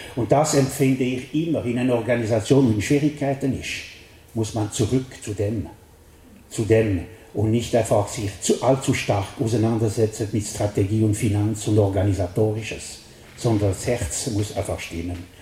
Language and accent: German; French-speaking Switzerland, Romandy, Switzerland; accent: Welsch (French-Swiss); German is a second language; bin ich ein Weltschweizer und das merkt ihr an meinem Akzent